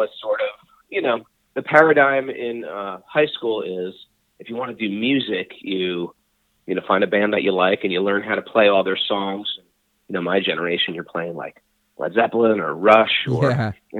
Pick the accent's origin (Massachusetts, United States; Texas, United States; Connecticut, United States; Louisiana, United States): Connecticut, United States; School, I was, growing up in Connecticut was, how was it?